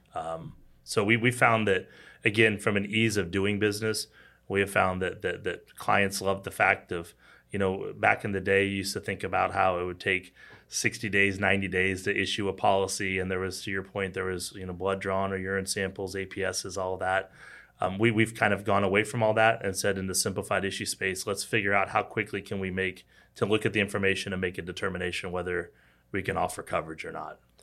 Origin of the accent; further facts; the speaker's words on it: Kansas City, Missouri, United States; also born or lived in Arkansas; I grew up in Kansas City, born and raised.